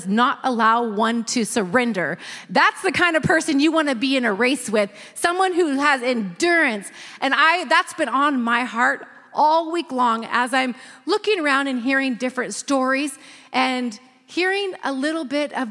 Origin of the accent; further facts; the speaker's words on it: Northern California, United States; I grew up in Northern California